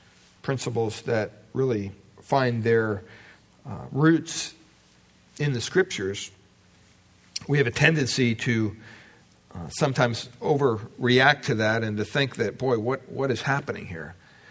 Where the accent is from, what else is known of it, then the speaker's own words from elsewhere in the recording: United States; growing up in America